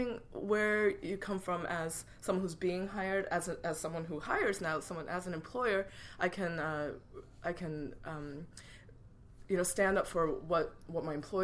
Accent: United States; also born or lived in Korea (ancestry) / Troy, New York; I am Korean American

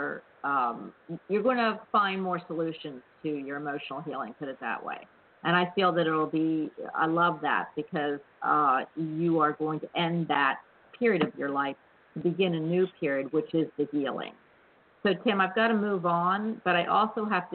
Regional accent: Havertown, Pennsylvania, United States; I'm really from Havertown

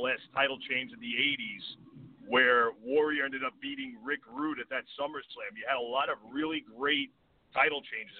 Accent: New York, United States; I am from New York.

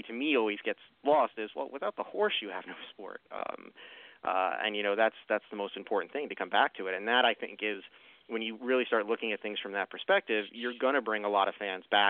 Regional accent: Long Island, New York, United States; now in Lancaster, Pennsylvania, United States; I'm from New York originally and was from Long Island, New York

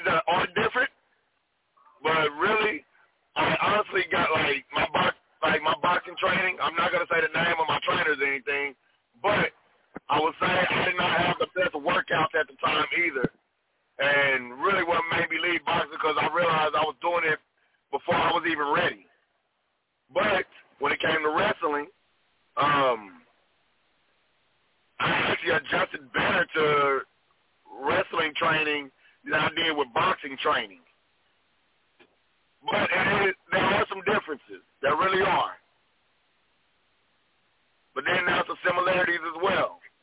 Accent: Waxahachie, Texas, United States; I grew up in Waxahachie, Texas

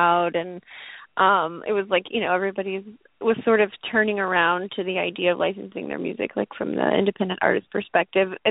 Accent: Nashville, Tennessee, United States; moved away; I'm from Tennessee. I'm from Nashville

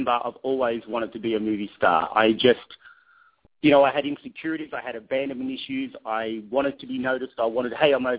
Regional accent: Sydney, New South Wales, Australia; moved away; I'm from Sydney, Australia. I was born in a place called Penrith, which would back then was probably like Inglewood or Compton. It just wasn't a good area. And I had a troubled childhood

